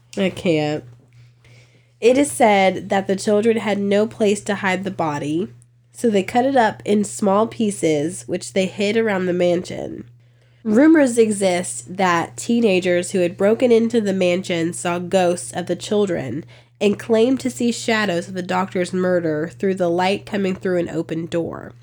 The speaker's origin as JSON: {"language": "English", "region": "Virginia", "country": "United States", "said": "I'm from Virginia"}